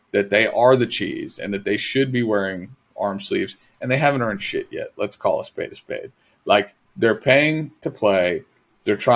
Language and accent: English; Massachusetts, United States